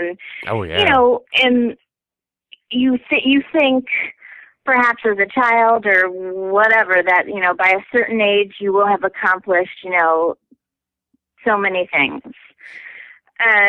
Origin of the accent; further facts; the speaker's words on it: Chicago, Illinois, United States; moved away as an adult; now in Minneapolis, United States; I'm originally from Chicago